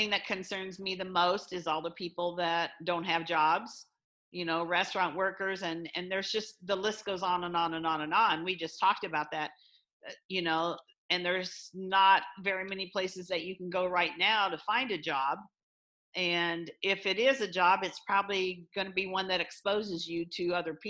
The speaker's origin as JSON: {"language": "English", "region": "Illinois", "country": "United States", "tie": "born or raised there", "moved": "yes", "lives_now": "Iowa, United States", "said": "I grew up in Illinois"}